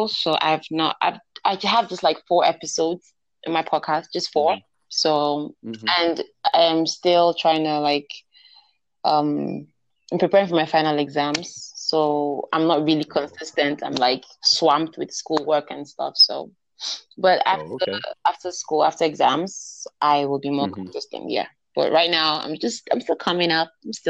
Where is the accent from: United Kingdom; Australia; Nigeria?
Nigeria